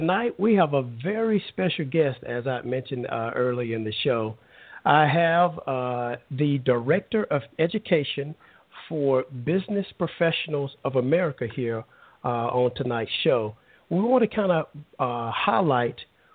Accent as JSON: {"language": "English", "region": "Alabama", "country": "United States", "moved": "yes", "said": "I'm originally from Alabama, and it just so happened from a rural town in Alabama"}